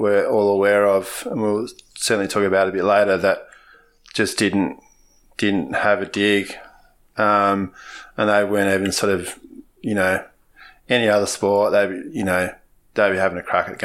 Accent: Australia; as an Australian that goes to the footy every now and again

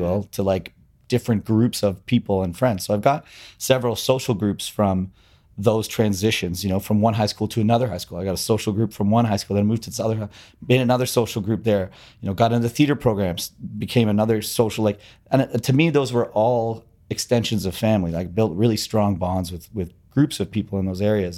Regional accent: Toronto, Ontario, Canada; I grew up in Scarborough, you know, a suburban, suburban, uh, neighborhood outside of Toronto

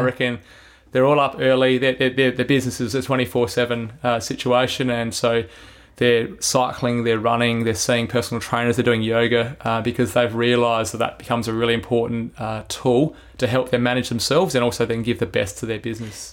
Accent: Adelaide, South Australia, Australia; I grew up in Belair

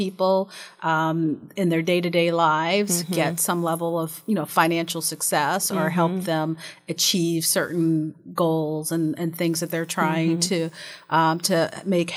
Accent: Columbus, Ohio, United States; our households growing up in Columbus, Ohio

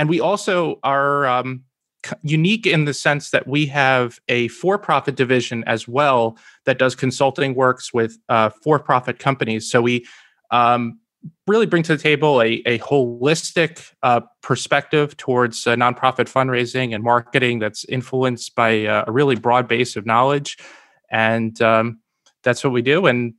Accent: New Jersey, United States; So I was born and raised in Northern New Jersey, where I still live with my wife today.

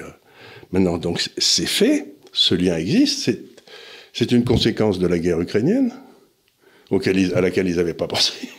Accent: France; je suis français, je suis ni italien ni rien du tout

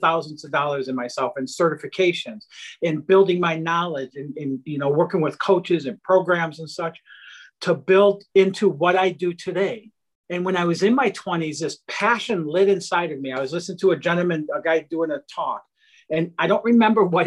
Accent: outside of Detroit, Michigan, United States; I grew up in outside of Detroit, Michigan, in a really low income blue collar family

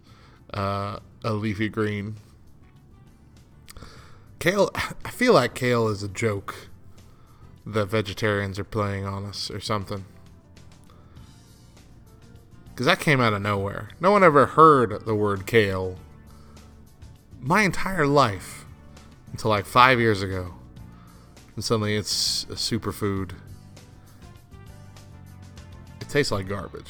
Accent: New Mexico, United States; I come from New Mexico

